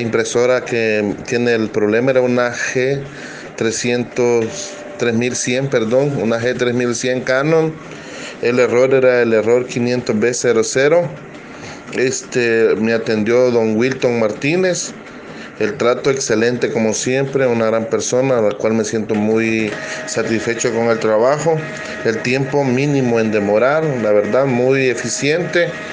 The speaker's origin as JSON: {"language": "Spanish", "country": "El Salvador", "said": "soy del Salvador, Centroamérica"}